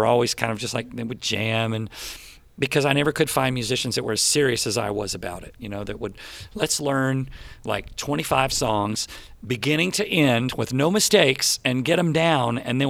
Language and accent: English; Plano, Texas, United States; also born or lived in Colorado / Garland, Texas; I grew up in Plano, Texas